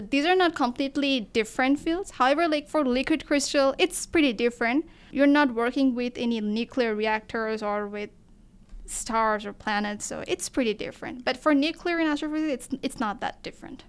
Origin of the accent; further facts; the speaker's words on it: Bangladesh; moved away as an adult; now in Kent, United States; I am from Bangladesh, so our cuisine is pretty much similar to the Indian cuisine